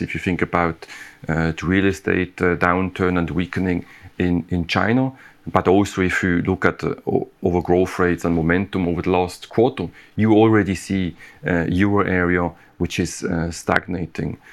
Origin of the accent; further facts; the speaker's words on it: Switzerland; my home country